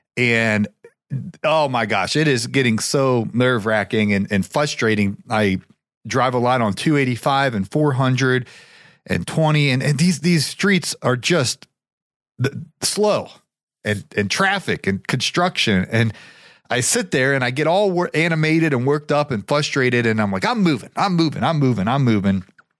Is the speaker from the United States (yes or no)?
yes; Ohio, United States; now in Atlanta, United States; I grew up in Ohio, guys. A lot of folks don't know that. They associate with me with Atlanta, Georgia, which is where I currently reside.